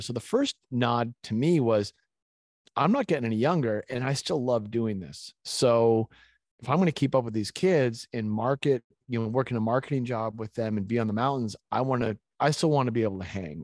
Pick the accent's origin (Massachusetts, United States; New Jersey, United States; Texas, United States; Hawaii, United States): Massachusetts, United States; Winchester; also born or lived in Gloucester, Massachusetts; I was born in Gloucester, it's a little fishing town, and my parents divorced when I was young, and my mom moved our family to Winchester, Massachusetts